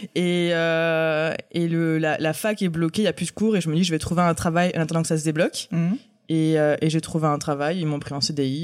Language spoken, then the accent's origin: French; Aix-en-Provence, Provence-Alpes-Côte d'Azur, France; also born or lived in Paris; Alors je suis née à Paris. Et euh, mes parents ont déménagé dans le sud, à Aix-en-Provence, quand j'avais 5 ans. Donc en fait, euh, j'ai grandi à Aix